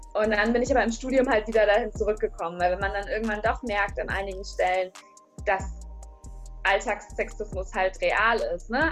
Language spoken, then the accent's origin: German; near Bielefeld, North Rhine-Westphalia, Germany; moved away as an adult; also born or lived in Dortmund; ich komme aus der Nähe von Bielefeld